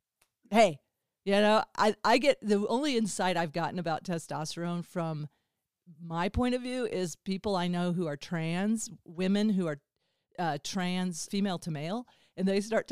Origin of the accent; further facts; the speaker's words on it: Springfield, Missouri, United States; I have Southern Baptist trauma from growing up in Springfield, Missouri